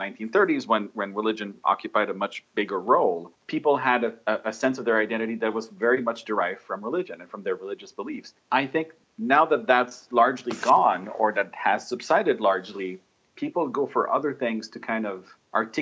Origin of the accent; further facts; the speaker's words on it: Montreal, Quebec, Canada; moved away; also born or lived in Rome; I grew up in Montreal